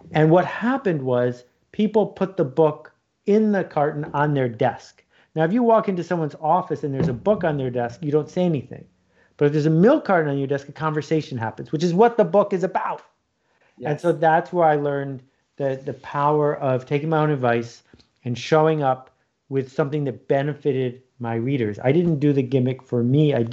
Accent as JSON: {"language": "English", "region": "Ontario", "country": "Canada", "tie": "born or raised there", "said": "I grew up in Algonquin Park, north of Toronto and uh, every summer for 42 summers I've been up there."}